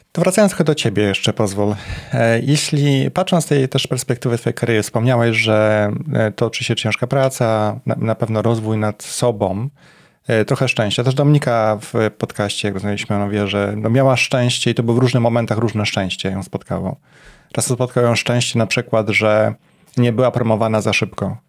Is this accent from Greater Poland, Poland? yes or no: yes; Poznań, Greater Poland, Poland; moved away as an adult; now in Warsaw, Poland; mieszkałem przez x lat w Poznaniu, to było moje rodzinne miasto